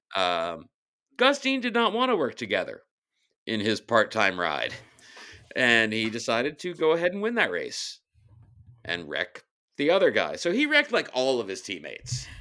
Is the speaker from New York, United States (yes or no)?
yes; New York City, New York, United States; I am from Brooklyn first and New York City second and New York State third and the United States of America